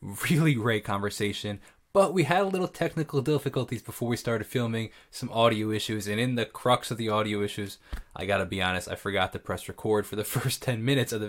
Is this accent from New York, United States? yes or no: yes; Northport, New York, United States; I'm a musician from Northport, New York